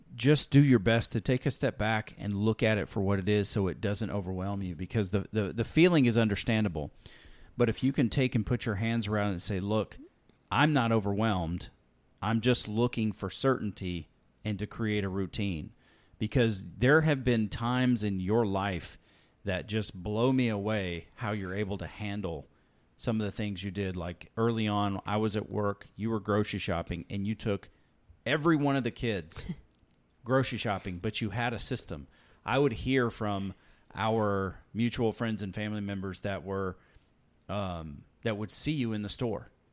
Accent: Alabama, United States; also born or lived in California; now in Texas, United States; growing up in the South in Alabama

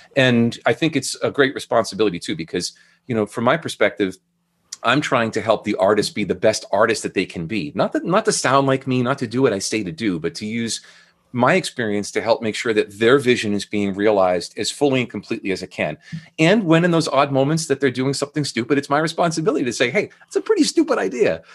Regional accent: Andover, Massachusetts, United States; moved away as an adult; also born or lived in Burlington, Vermont; now in Portsmouth, United States; I grew up, uh, north of Boston in a town called Andover, Mass.

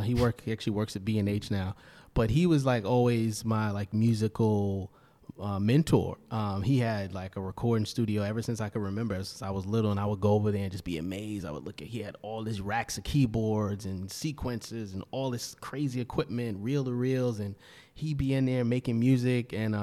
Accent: Brooklyn, New York, United States; I grew up in Brownsville, Brooklyn, and then when my parents divorced, I moved with my mom to Bed-Stuy.

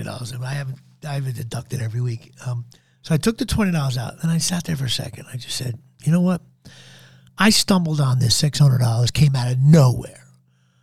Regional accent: New Jersey, United States; I'm from Central Jersey

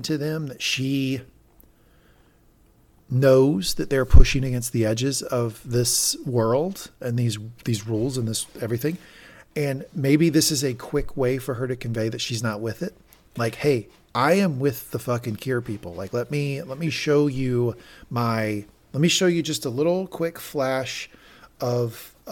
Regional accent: the South, United States; I'm from the South, and I'm like almost 40 now

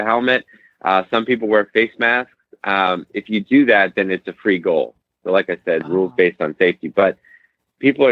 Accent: Central Pennsylvania, United States; I'm from Central Pennsylvania. My mother bred warm blood

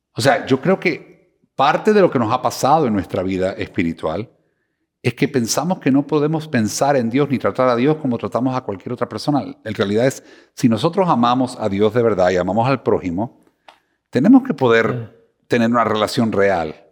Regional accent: Cuba; moved away; also born or lived in Miami, United States; soy cubano de Miami

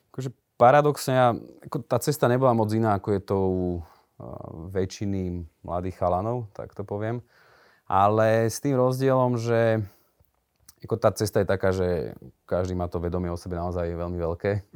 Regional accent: Liptovský Mikuláš, Žilina Region, Slovakia; moved away as an adult; also born or lived in Bratislava; now in near Trnava, Slovakia; ja som pôvodom z Liptovského Mikuláša, v podstate do Bratislavy som sa dostal na vysokú školu

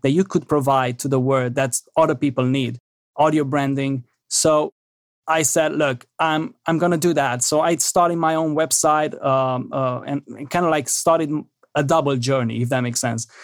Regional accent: Romania; moved away; I'm originally from Romania

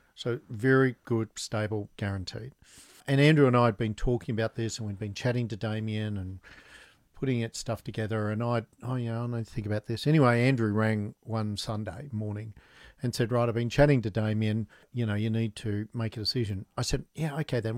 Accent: Newcastle, New South Wales, Australia; also born or lived in Canberra; I grew up in Newcastle

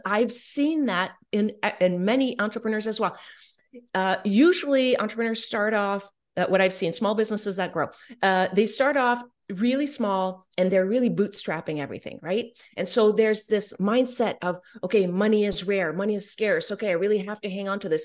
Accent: Canada; I'm French Canadian

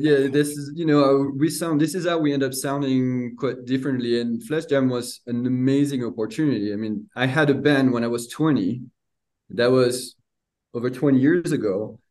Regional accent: France; now in United States; grew up in a little 1,000 people town, um, countryside of France. Uh, moved to the United States in 2006

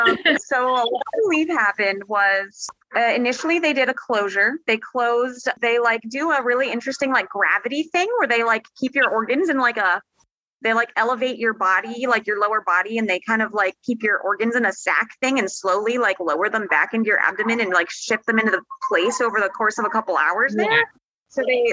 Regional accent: Sarasota, Florida, United States; So I was born in Florida. I was born in Sarasota.

